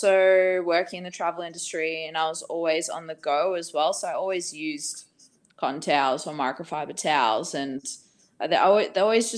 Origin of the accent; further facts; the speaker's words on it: Australia; also born or lived in Bali; I'm from Australia.